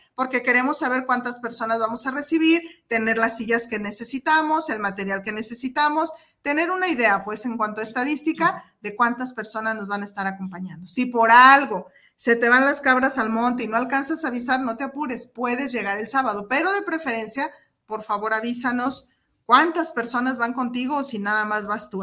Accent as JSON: {"language": "Spanish", "country": "Mexico", "said": "como mexicanos"}